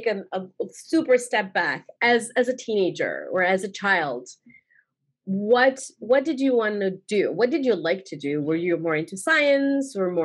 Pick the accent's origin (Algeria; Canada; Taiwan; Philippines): Algeria; moved away; I grew up in Algeria.